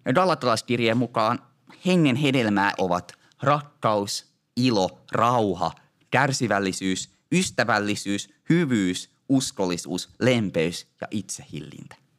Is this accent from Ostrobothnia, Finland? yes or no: yes; Ostrobothnia, Finland; Meillä Pohjanmaalla sanotaan, notta se on suuremmas käres